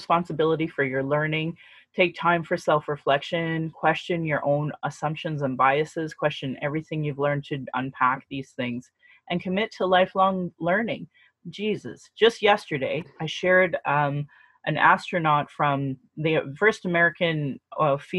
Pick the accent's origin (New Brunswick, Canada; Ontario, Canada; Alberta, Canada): Alberta, Canada; Calgary; I was born and raised in Calgary. I was born and raised in Alberta.